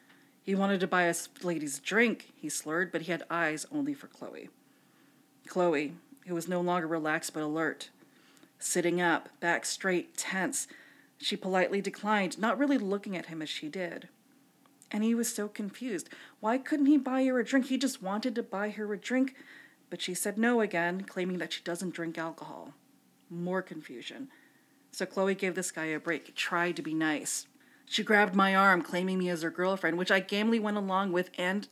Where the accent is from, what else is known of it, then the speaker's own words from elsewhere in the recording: Philippines; For I am Filipino, and as karaoke is practically the Philippines' national sport, along with basketball and cockfighting, I felt duty-bound to attend.